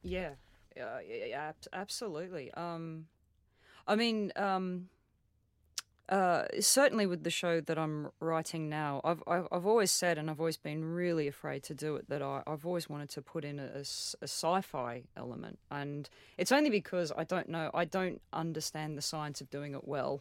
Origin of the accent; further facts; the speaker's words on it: Australia; as an Australian, like my, my grandfather's brother died uh, on the Burma Railway